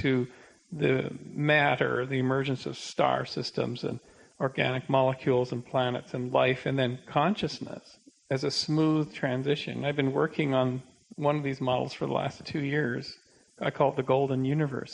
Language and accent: English; Canada; I'm a Canadian